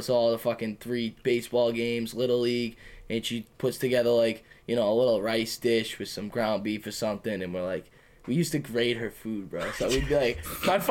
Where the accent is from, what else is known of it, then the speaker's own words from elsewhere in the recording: Medford, Massachusetts, United States; we're from Medford